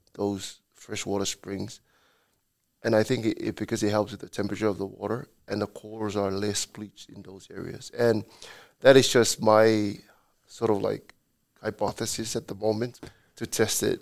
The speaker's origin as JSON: {"language": "English", "country": "Samoa", "also_born_or_lived": "Hawaii", "moved": "as an adult", "said": "I'm from Samoa"}